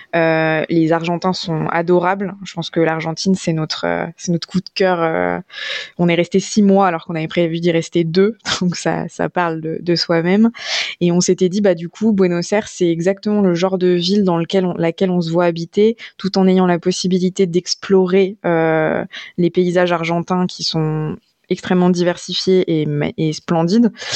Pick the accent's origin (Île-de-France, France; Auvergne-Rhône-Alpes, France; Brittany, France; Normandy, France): Auvergne-Rhône-Alpes, France; on est de Rhône-Alpes comme c'est notre cas